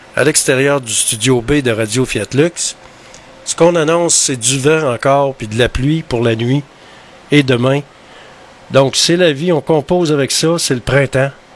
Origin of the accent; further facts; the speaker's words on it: Quebec, Canada; chez nous au Québec